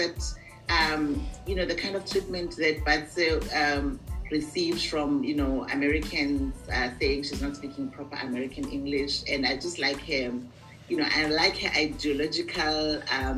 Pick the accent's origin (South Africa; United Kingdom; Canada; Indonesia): South Africa; I am from South Africa. I'm an elementary school teacher